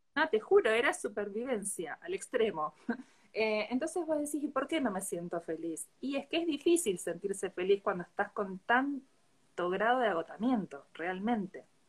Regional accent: Bahía Blanca, Buenos Aires Province, Argentina; yo soy de Bahía Blanca, sí, vivo bastante lejos de donde estás vos

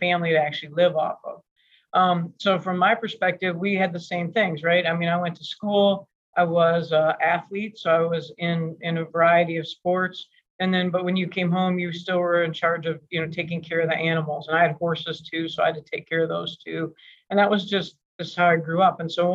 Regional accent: Michigan, United States; moved away as an adult; also born or lived in Seattle, Washington; we grew up in Michigan

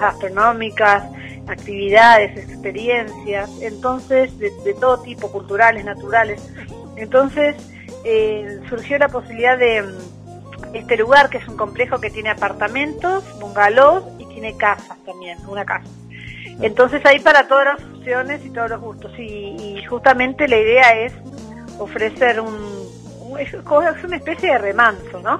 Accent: Argentina; moved away as an adult; also born or lived in Buenos Aires; now in Uruguay; yo soy argentina.

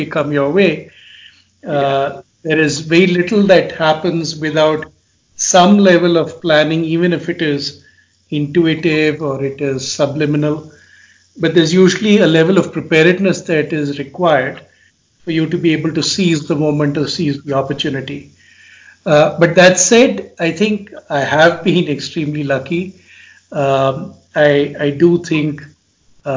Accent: India; moved away as an adult; also born or lived in England; my home country of India in the 5 years that I'd been away doing my master's and doctorate in England

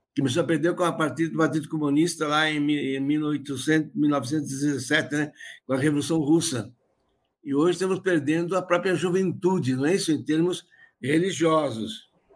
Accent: Rodeio, Santa Catarina, Brazil; eu nasci numa zona rural, em Rodeio, tinha 9, 14 mil habitantes

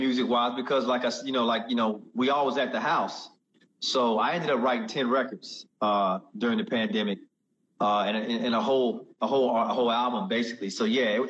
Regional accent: Augusta, Georgia, United States; moved away as an adult; also born or lived in Atlanta, Georgia; now in Los Angeles, United States; I'm originally from Georgia, man. I grew up in Augusta, Georgia, Atlanta, Georgia area

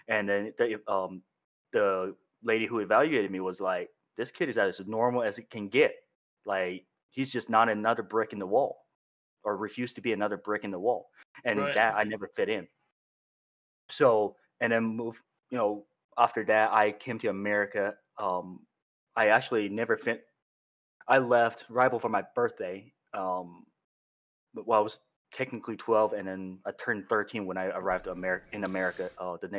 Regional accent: China; now in United States; I'm from China, born, raised there

